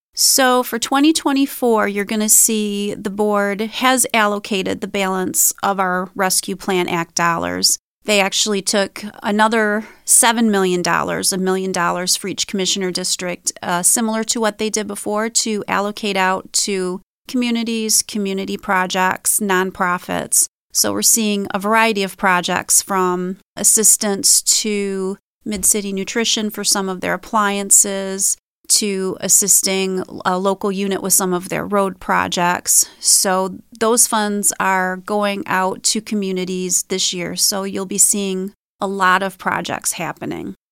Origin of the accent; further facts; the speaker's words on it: St. Clair, Michigan, United States; I grew up in Saint Clair. I've lived in Saint Clair County my whole life